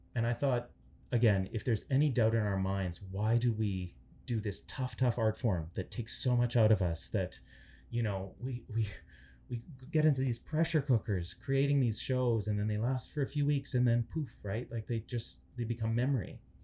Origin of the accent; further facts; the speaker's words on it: Canada; I'm Ukrainian Canadian